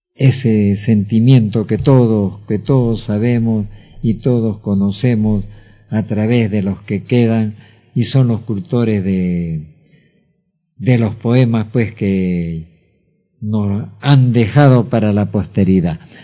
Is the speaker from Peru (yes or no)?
yes; Peru; como peruano